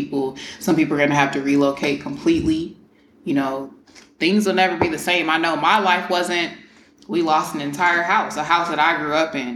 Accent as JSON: {"language": "English", "town": "Houston", "region": "Texas", "country": "United States", "moved": "yes", "said": "I don't live in Houston, but I'm from Houston"}